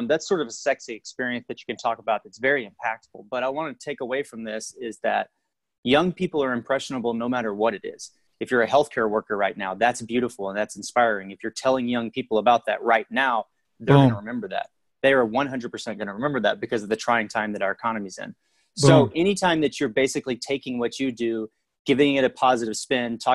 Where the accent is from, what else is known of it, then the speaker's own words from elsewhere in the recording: Fort Worth, Texas, United States; moved away as an adult; I grew up in Fort Worth, Texas, went to elementary